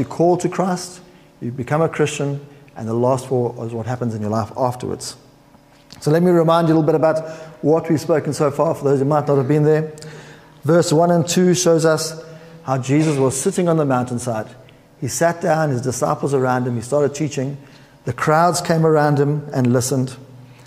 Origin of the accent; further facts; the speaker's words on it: South Africa; moved away; as a South African